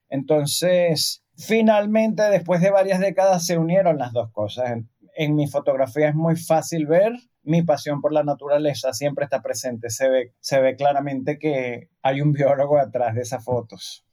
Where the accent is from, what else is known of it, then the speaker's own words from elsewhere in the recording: Venezuela; Cuando estaba muy pequeño, aquí en Venezuela